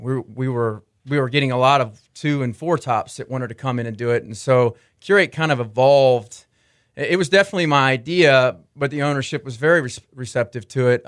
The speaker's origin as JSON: {"language": "English", "town": "Arlington", "region": "Texas", "country": "United States", "tie": "born or raised there", "said": "I grew up in Arlington, Texas, um, in between Dallas and Fort Worth"}